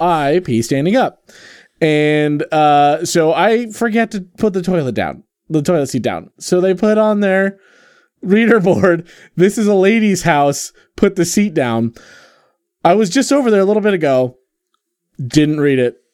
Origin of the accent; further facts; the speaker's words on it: Pacific Northwest, United States; Growing up in the Pacific Northwest